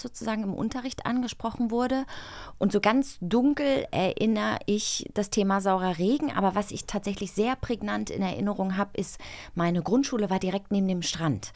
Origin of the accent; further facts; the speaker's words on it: Baltic Sea coast, Germany; Ich bin an der Ostsee aufgewachsen